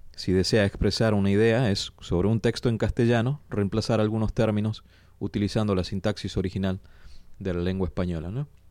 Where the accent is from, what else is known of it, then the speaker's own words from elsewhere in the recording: Argentina; moved away; siendo argentinos y habiendo crecido allá